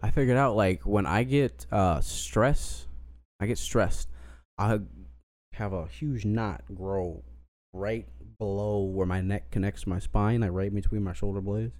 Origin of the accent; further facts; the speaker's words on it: Colorado, United States; moved away; I was born in Colorado and I was always, you know, I was around white people for my innocent years